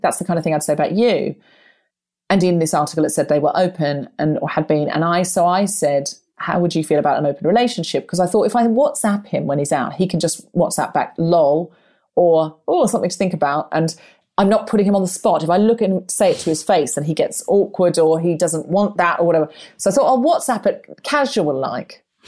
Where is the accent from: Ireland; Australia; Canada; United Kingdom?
Australia; Queensland; moved away; also born or lived in Redcliffe, Brisbane; I grew up in Queensland